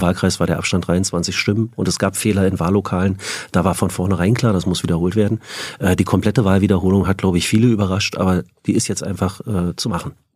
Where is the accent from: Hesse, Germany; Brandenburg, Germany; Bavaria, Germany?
Brandenburg, Germany; Frankfurt; also born or lived in Schwerin; now in Berlin, Germany; Ich bin in Schwerin geboren, ähm, in Frankfurt oder aufgewachsen. 1988 sind meine Eltern nach Berlin gezogen